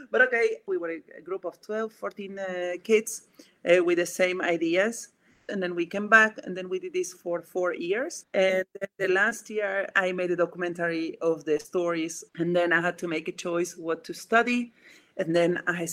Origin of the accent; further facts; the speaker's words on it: Argentina; English is a second language; moved away; I am coming from Argentina